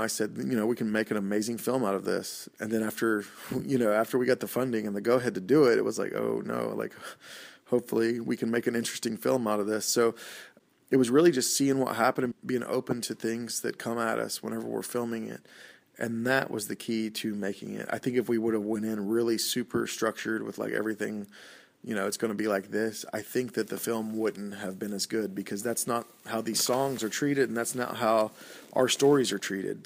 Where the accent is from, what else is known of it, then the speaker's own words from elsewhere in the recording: Oklahoma, United States; I went to the University of Oklahoma, which is like an hour and fifteen minutes from my hometown.